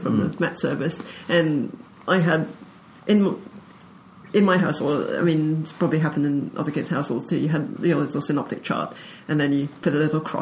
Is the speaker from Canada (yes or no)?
no; Mauritius; growing up in Mauritius is we are, for some reason, one of the islands on the cyclone track